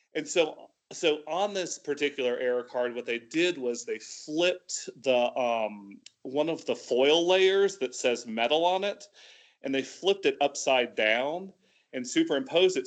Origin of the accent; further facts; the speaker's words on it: Tallahassee, Florida, United States; moved away as an adult; also born or lived in Atlanta, Georgia; now in Lebanon; originally from Tallahassee, Florida, so North Florida